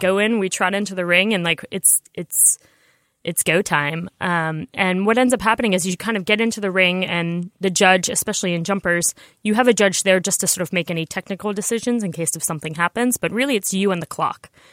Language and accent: English; New York, United States; I grew up in New York where I didn't know how to drive a car until I was thirty years old